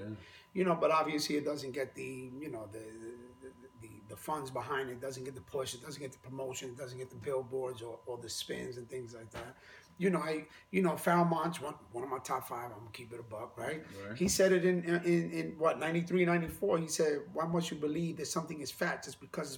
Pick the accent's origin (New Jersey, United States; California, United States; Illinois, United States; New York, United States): New York, United States; New York City; I'm from the Bronx. And I'm literally like four blocks from Sedgwick and Cedar, where I grew up